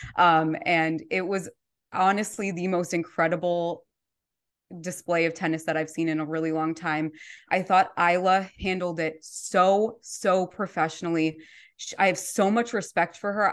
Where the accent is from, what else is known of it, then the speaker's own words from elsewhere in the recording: Colorado, United States; now in Minneapolis, United States; I'm from Colorado originally. I live in Minneapolis now